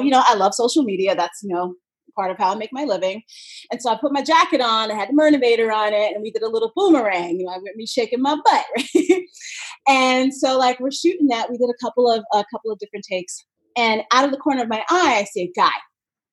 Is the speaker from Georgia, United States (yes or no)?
no; New York City, New York, United States; my hometown marathon